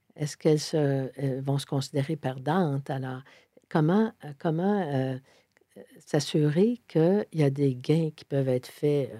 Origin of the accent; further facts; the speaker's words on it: Sainte-Thérèse, Quebec, Canada; also born or lived in Montreal; je suis montréalaise. Mais montréalaise dans le sens plus métropolitain parce que j'ai grandi, je suis née, j'ai grandi, j'ai toujours beaucoup, beaucoup, beaucoup de famille à Sainte-Thérèse